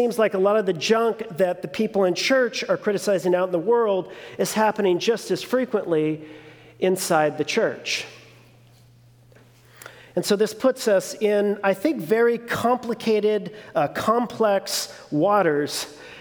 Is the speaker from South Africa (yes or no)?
no; Long Beach, California, United States; also born or lived in New Mexico; I was born and raised in one of the most progressive cities in California, Long Beach